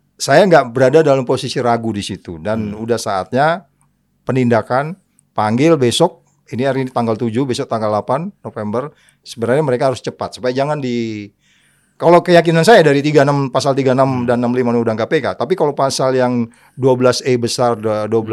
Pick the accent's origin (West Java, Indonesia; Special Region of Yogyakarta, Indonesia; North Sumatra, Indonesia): North Sumatra, Indonesia; Pematangsiantar; also born or lived in Simalungun; Aku lahirnya kan di Siantar